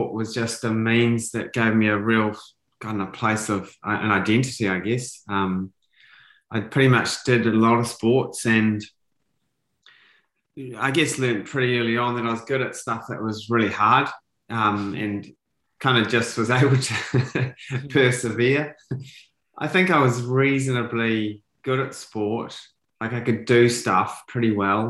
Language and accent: English; New Zealand; I was a typical kid growing up in New Zealand